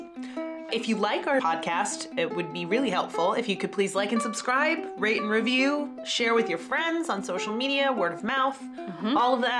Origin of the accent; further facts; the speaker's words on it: United Kingdom; But we're British, so we're going to be really polite about it.